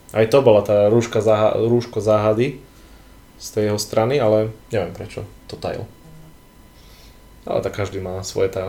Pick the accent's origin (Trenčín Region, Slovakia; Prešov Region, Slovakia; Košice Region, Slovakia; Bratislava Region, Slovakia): Prešov Region, Slovakia; Vranov nad Topľou; on dokonca bol u nás vo Vranove.